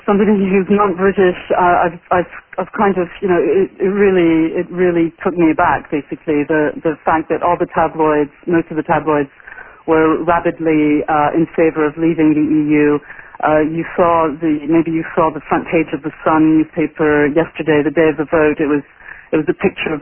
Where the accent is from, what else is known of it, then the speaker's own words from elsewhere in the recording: France; moved away; I grew up in France, and in the 80s and in the 90s